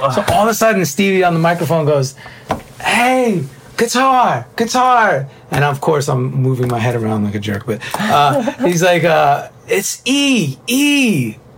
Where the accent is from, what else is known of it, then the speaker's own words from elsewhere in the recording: New York, United States; moved away; also born or lived in South Florida; Being a New Yorker, a Cuban Italian New Yorker